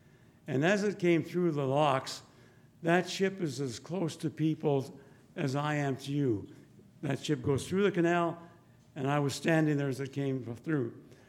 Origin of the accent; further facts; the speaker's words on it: Lethbridge, Alberta, Canada; moved away; I am from Lethbridge. I grew up here.